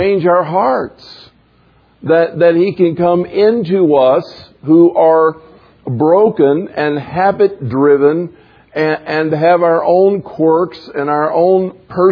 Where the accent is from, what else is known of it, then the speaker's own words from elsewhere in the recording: the South, United States; growing up in the South